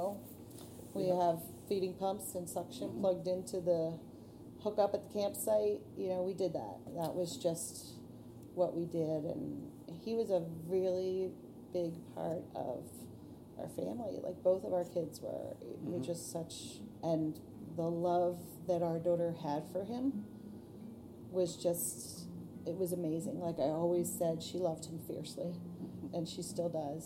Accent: Pennsylvania, United States; We're from Pennsylvania

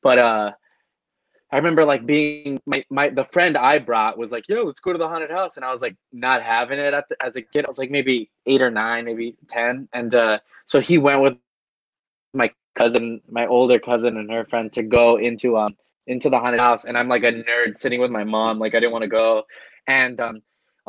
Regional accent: Los Angeles, California, United States

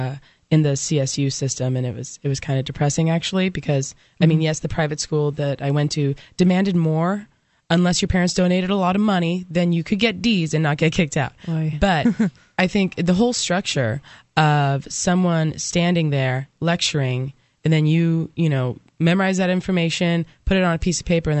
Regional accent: California, United States; now in New Hampshire, United States; I'm from California

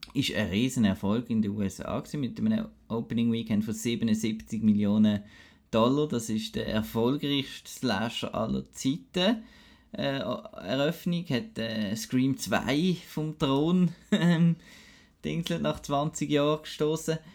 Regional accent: Basel, Basel-Stadt, Switzerland; moved away; aus meiner Heimat Basel

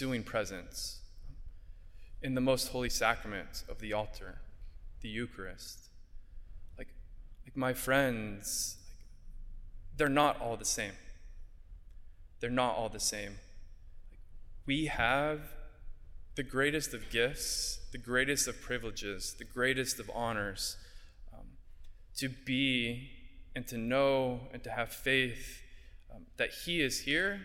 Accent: Southern California, United States; moved away as an adult; now in Bronx, New York, United States; I'm from Southern California

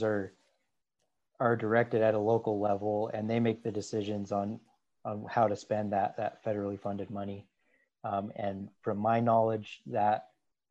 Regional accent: Pocatello, Idaho, United States; also born or lived in Utah; I born and raised in Pocatello.

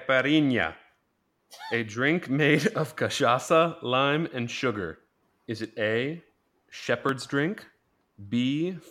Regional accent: Ohio, United States; we're both originally from Ohio

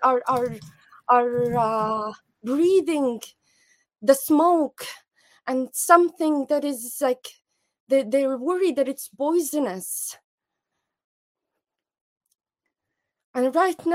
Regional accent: Jabalia, Gaza Strip, Palestine; moved away; I'm from Jabalia refugee camp

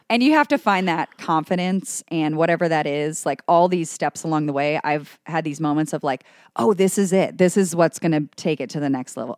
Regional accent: Cleveland, Ohio, United States; also born or lived in New York City; now in Cincinnati, United States; I'm an Ohio native. I'm from Cleveland originally

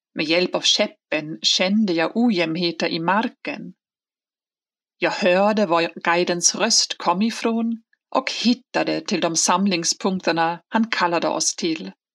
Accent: Hamburg, Germany; moved away; i min hemstad Hamburg

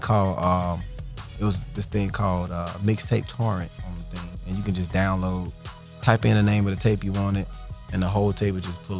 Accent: Fairfield, Alabama, United States; also born or lived in Montgomery, Alabama / Ohio; I was born there, and I lived there for about a year from what my folks told me. Then I moved to Ohio. And I don't remember that much either from there. And then from Ohio down to back to Birmingham.

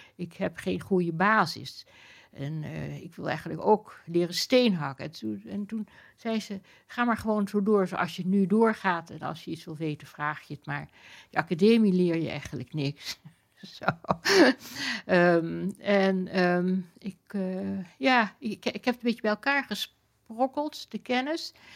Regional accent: Amsterdam, North Holland, Netherlands; toen we op de Prinsengracht woonden

